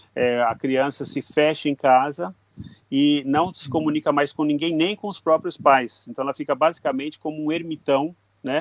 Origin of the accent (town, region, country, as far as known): Brazil; now in Japan